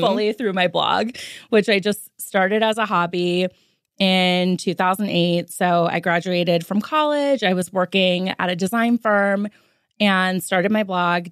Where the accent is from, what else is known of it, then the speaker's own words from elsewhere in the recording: Los Angeles, California, United States; I was born and raised in L